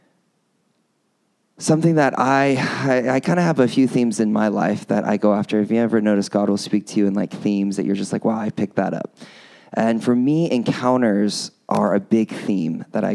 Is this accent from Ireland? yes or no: no; United States; accent: American; I'm an American, you haven't probably already guessed by this really, really strong American accent that I have